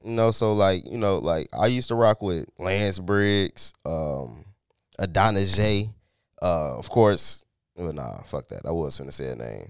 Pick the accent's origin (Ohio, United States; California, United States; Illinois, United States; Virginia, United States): Illinois, United States; Chicago; I'm from Chicago